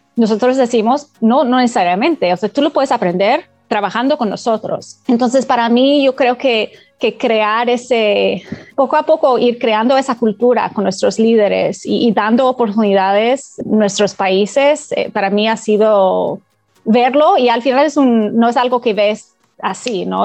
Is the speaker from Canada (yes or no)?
yes; Canada; yo no soy de Latinoamérica, eh, soy de Canadá